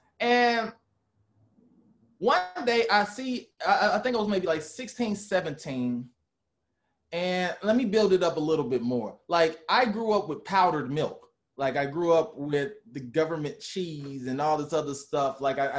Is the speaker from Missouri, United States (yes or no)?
yes; St. Louis, Missouri, United States; Like, part of the reason I left St. Louis was so that I could just venture out and kind of be on my own.